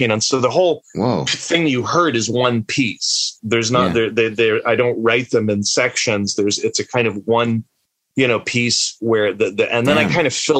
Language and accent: English; the Maritimes, Canada; also born or lived in Egypt; we moved from Egypt when I was quite young to the Maritimes